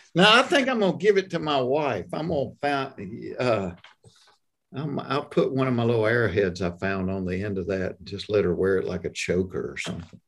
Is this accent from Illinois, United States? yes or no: no; hometown where Chick-fil-A started, Georgia, United States; Chick-fil-A started in my hometown